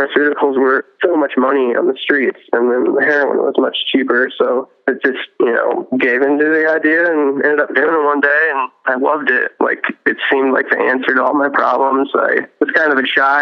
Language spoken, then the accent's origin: English; Fort Wayne, Indiana, United States; I grew up in Fort Wayne, Indiana